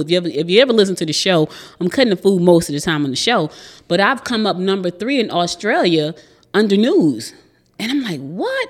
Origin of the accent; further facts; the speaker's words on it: New Jersey, United States; moved away as an adult; now in Georgia, United States; I was born here in Georgia, but I was raised in New Jersey. So I spent the most of my life in Jersey